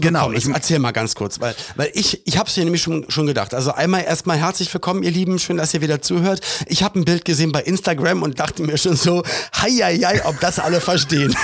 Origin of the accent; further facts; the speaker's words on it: Berlin, Germany; moved away as an adult; also born or lived in Cologne; wir kommen ja beide aus Berlin